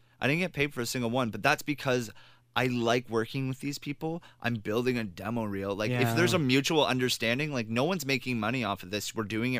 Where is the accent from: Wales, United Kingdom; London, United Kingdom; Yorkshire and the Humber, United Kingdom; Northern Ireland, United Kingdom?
London, United Kingdom; accent: Cockney; from Australian to Russian to Scottish to my actual accent because I'm supposed to be Cockney.